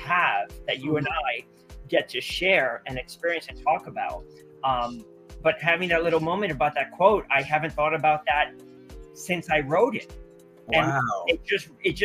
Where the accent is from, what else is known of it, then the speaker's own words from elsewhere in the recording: Teaneck, New Jersey, United States; growing up in Teaneck